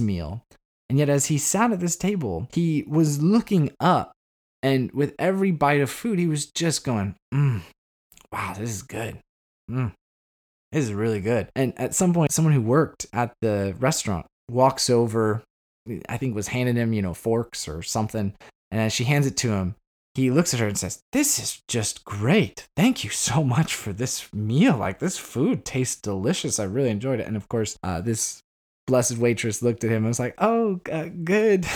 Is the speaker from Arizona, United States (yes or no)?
yes; Arizona, United States; moved away as an adult; also born or lived in Chicago; now in Northern Ireland; I moved out of town from Arizona where I was junior high, high school. And I went to Chicago